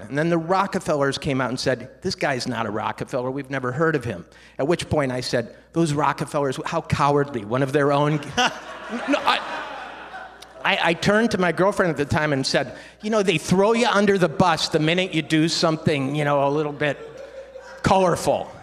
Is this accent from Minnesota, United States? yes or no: yes; Minnesota, United States; I grew up in Minnesota